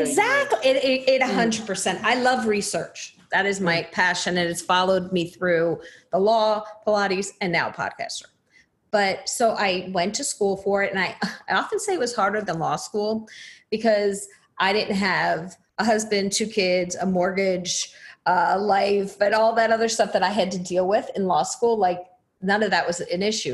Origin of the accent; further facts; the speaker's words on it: New Jersey, United States; moved away; I'm originally from New Jersey, so we have very different accents.